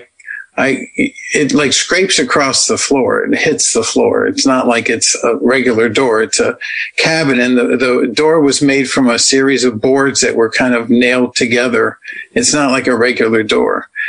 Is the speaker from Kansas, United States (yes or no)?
no; Washington, District of Columbia, United States; moved away; I'm from Washington, D.C.